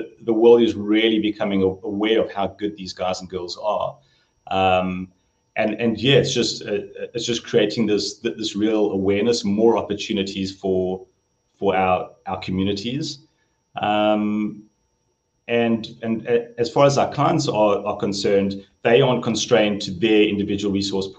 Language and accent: English; Johannesburg, Gauteng, South Africa; moved away as an adult; now in San Luis Obispo, United States; growing up in Joburg